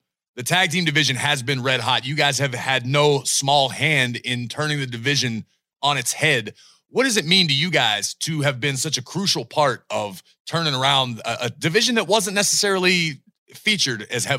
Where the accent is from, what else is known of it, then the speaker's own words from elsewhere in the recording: Pittsburgh, Pennsylvania, United States; being born and raised in Pittsburgh.